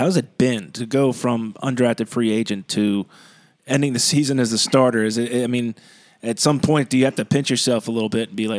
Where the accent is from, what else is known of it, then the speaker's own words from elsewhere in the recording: Maryland, United States; we're from Maryland. I went to Maryland. I'm a Terp.